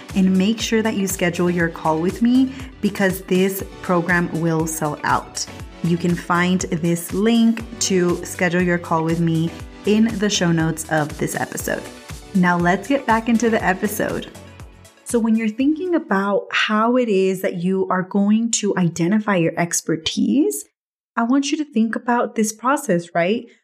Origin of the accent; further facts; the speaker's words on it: Watsonville, California, United States; moved away; back home in Watsonville, where I grew up, in my hometown